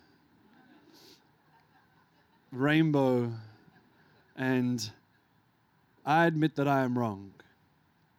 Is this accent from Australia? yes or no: yes; Australia; also born or lived in Lebanon; I came here when I was like 3 years old